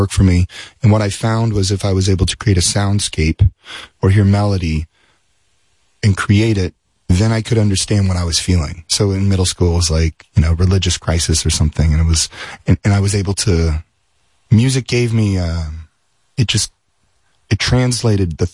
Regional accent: Las Vegas, Nevada, United States; we're from Las Vegas, so everything's strange.

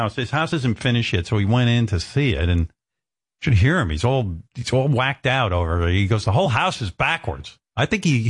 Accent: Roosevelt, New York, United States; When I was growing up in Roosevelt

